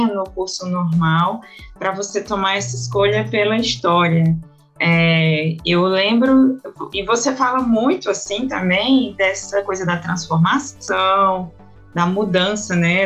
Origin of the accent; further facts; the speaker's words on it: Paraíba, Brazil; sou paraibana de uma de uma cidade de interior de 400 mil habitantes